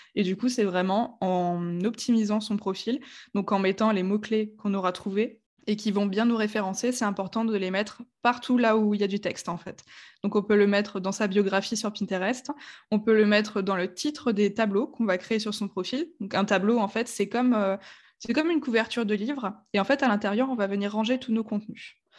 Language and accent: French; Strasbourg, Grand Est, France; j'ai 28 ans, je viens de Strasbourg, qui est une ville